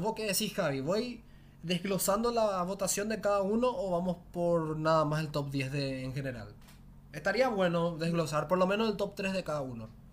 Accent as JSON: {"language": "Spanish", "country": "Paraguay", "said": "yo soy de Paraguay"}